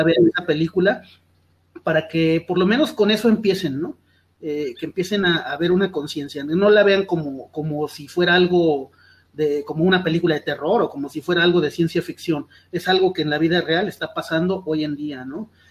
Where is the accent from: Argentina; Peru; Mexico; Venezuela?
Mexico; estamos unidos como, como mexicanos